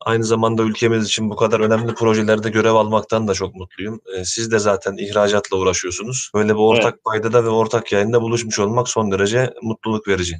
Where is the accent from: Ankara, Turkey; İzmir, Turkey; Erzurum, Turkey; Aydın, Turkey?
Ankara, Turkey; moved away as an adult; now in Istanbul, Turkey; Ben Ankara doğumluyum. Ee, İstanbul'a Boğaziçi Üniversitesi'ni kazanarak geldim.